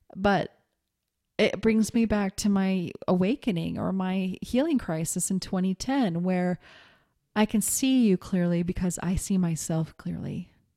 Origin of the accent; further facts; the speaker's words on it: Montana, United States; moved away; also born or lived in New York City / Seattle; growing up in Montana